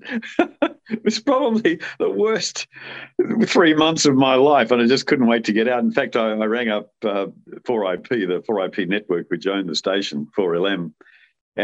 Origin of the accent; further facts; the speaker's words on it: Brisbane, Queensland, Australia; we were so blessed living in Brisbane